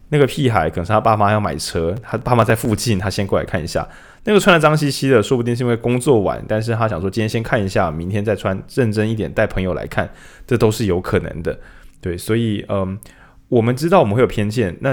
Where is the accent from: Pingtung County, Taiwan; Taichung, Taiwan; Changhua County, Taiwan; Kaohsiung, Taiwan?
Changhua County, Taiwan; 哇，你看这个油花，你看我们彰化人，这很明显，这个卤汁跟饭，是不是一又三分之一的浸透率？